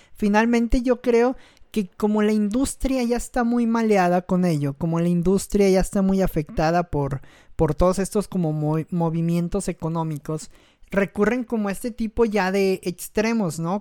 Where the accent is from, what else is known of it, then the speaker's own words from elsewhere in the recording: Mexico; un gran error que cometemos como mexicanos